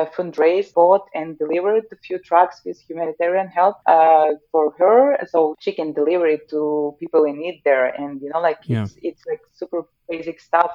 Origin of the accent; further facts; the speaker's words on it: Zaporizhzhia, Zaporizhzhia Oblast, Ukraine; now in Norway; in my hometown in the Zaporizhia, which is southeast of Ukraine